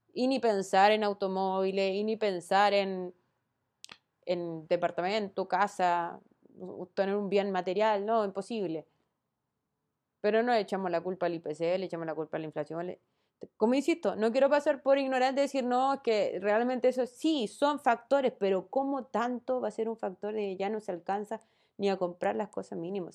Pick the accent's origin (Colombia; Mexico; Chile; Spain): Chile; No soy la única chilena en este país.